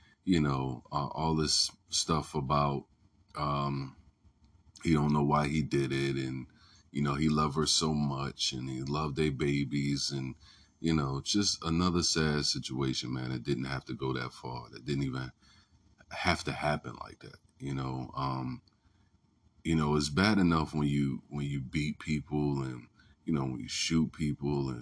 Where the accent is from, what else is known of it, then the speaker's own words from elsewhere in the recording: Newport News, Virginia, United States; I'm from Newport News